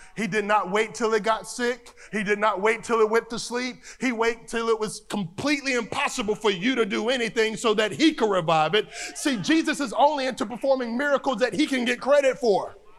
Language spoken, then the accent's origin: English; North Carolina, United States; Growing up in North Carolina, the country